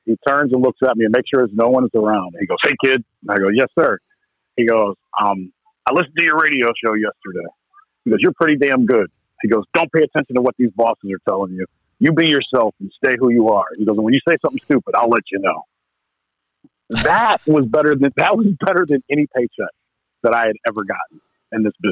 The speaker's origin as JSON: {"language": "English", "region": "Northeast Ohio", "country": "United States", "tie": "born or raised there", "said": "I grew up in Northeast Ohio"}